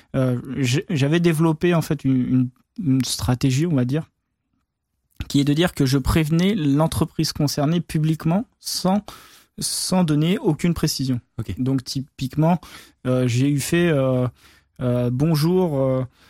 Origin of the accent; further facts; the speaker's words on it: France; je suis français